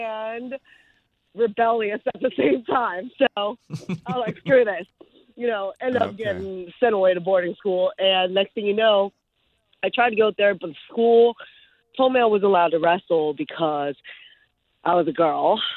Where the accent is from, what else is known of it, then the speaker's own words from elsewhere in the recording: United States; English is a second language; I was born in the U.S.